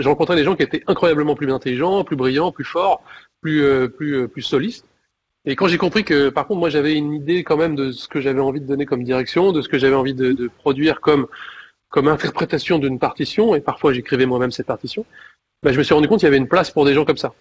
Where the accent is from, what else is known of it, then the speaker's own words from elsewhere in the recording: Clermont-Ferrand, Auvergne-Rhône-Alpes, France; je suis originaire de Clermont